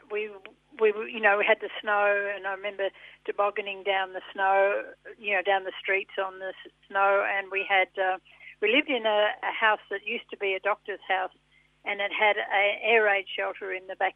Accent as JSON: {"language": "English", "town": "Sydney", "region": "New South Wales", "country": "Australia", "tie": "born there", "said": "Oh yeah, yeah, I was born in Sydney."}